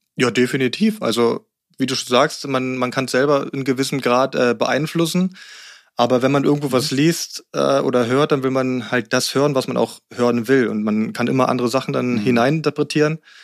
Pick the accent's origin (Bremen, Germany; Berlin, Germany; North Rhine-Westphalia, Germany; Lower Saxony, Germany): Berlin, Germany; moved away as an adult; also born or lived in Rangsdorf; now in Guxhagen, Germany; Ich bin zwar in Berlin aufgewachsen, äh, bis ich mhm. neun war, und dann sind wir aufs Land gezogen, auch Rand Berlin dann in Rangsdorf